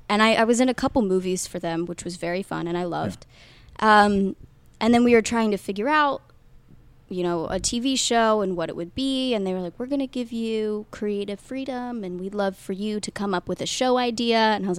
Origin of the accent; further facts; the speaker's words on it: Midwest, United States; I'm from the Midwest, Glickman.